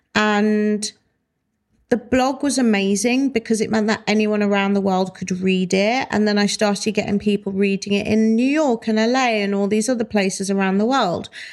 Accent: Wolverhampton, West Midlands, United Kingdom; moved away; I love Wolverhampton and I love going back. And I eventually do want to buy a house there and spend more time there. I love my hometown.

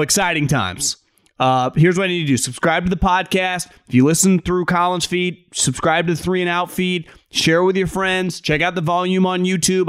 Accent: Bay Area, California, United States; born and raised in the Bay Area

